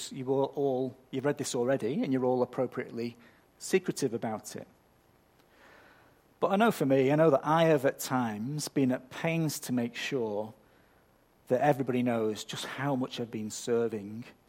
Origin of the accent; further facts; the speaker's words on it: United Kingdom; I'm British, so I'm culturally predisposed to being overly polite